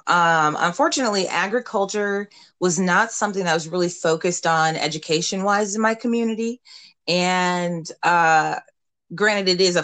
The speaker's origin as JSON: {"language": "English", "town": "Davenport", "region": "Iowa", "country": "United States", "tie": "born or raised there", "said": "Yeah, so I grew up in the Midwest, in Davenport, Iowa, right on the Mississippi River. It's about 3 hours from Chicago. And the community is very art influential."}